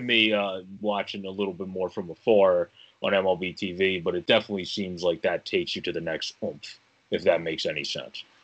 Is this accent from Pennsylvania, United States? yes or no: yes; Philadelphia, Pennsylvania, United States; my hometown Phillies